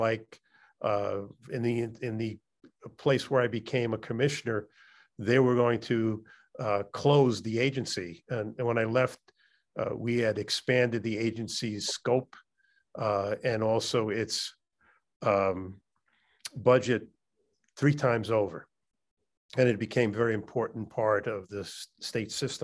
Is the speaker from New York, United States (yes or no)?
yes; New York City, New York, United States; also born or lived in Chicago; I'm a New York City born and bred